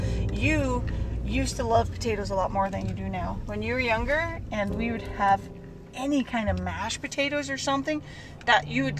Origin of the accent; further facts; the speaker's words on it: Netherlands; English is a second language; now in Utah, United States; So growing up in Holland, it's also right next to the ocean, a lot of fish.